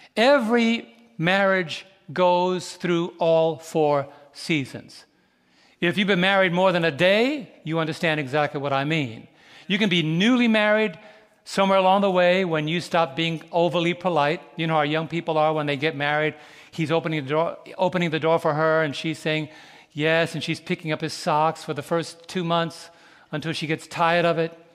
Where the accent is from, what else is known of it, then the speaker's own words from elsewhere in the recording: New York City, New York, United States; Growing up in New York City years ago